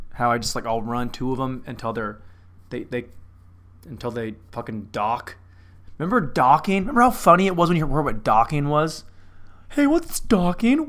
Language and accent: English; Lynden, Washington, United States; moved away; in Linden, my hometown